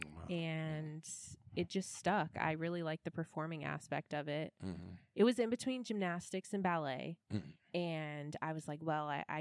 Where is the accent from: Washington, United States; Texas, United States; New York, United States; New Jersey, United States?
Texas, United States; Houston; moved away as an adult; now in Memphis, United States; I'm a Houston girly